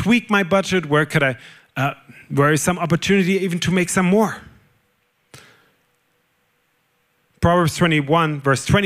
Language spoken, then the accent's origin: English; Germany; accent: German; English is a second language; moved away; I'm German, whoever hasn't figured that out yet on my accent. I'm German